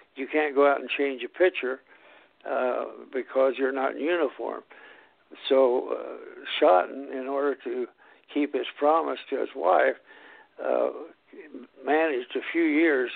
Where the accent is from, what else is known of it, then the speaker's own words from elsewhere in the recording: Indiana, United States; my home state.